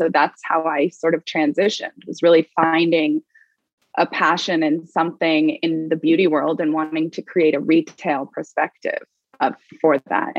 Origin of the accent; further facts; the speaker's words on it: Laguna Beach, California, United States; Well, I grew up in Southern California in Laguna Beach, and going through high school, I worked at a store called Second Reef, which was a surf sort of fashion streetwear brand.